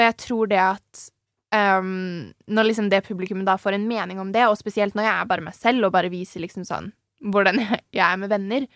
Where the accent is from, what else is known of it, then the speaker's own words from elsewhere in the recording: Nøtterøy, Vestfold, Norway; also born or lived in Tønsberg; Jeg er jo fra et sånn Eller jeg er fra Tønsberg. Eller Nøtterøy, da.